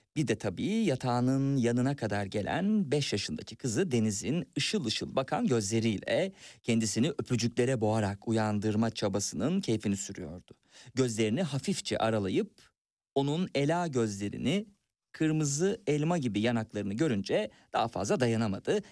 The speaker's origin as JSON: {"language": "Turkish", "country": "Turkey", "accent": "Turkish", "said": "bir Türk aksanıyla konuştuğum için"}